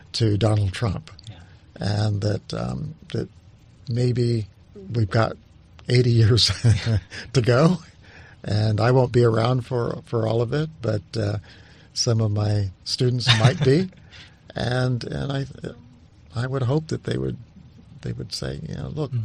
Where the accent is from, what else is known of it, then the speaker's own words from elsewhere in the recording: New Mexico, United States; moved away; I was this kid from New Mexico